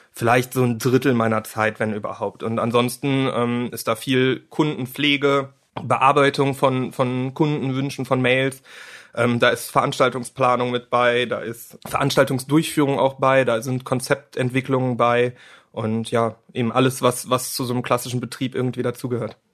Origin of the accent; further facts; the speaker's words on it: near Cologne, North Rhine-Westphalia, Germany; Ich komme aus der Nähe von Köln